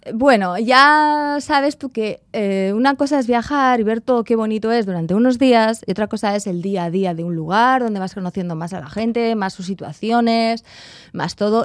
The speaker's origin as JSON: {"language": "Spanish", "town": "Sopelana", "region": "Basque Country", "country": "Spain", "tie": "born or raised there", "also_born_or_lived": "Rio de Janeiro, Brazil / Mexico / London, United Kingdom", "moved": "as an adult", "said": "me voy para mi pueblo"}